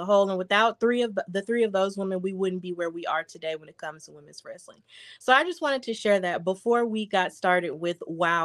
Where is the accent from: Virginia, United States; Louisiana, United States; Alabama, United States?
Alabama, United States; Birmingham; Birmingham, my hometown